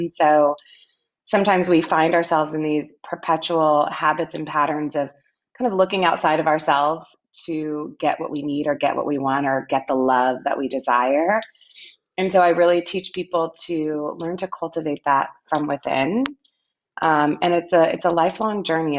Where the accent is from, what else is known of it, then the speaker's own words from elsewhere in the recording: Austin, Texas, United States; moved away; My hometown.